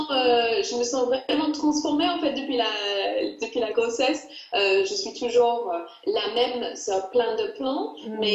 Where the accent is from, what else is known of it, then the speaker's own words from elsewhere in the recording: England, United Kingdom; now in Paris, France; moi je suis anglaise